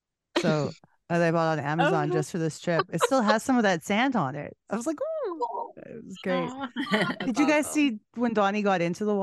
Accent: Canada; I'm a Canadian girl.

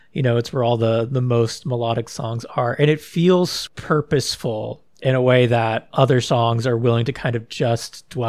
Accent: Texas, United States; I'm from Texas.

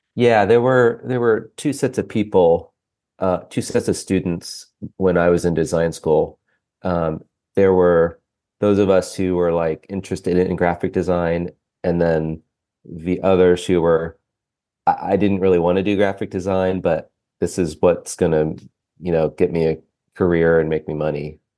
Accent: Ohio, United States; also born or lived in Lancaster, Pennsylvania; now in Cincinnati, United States; I grew up in Ohio, about two hours north of Cincinnati

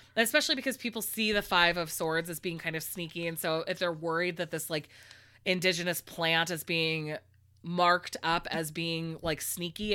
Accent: California, United States; I'm a Californian

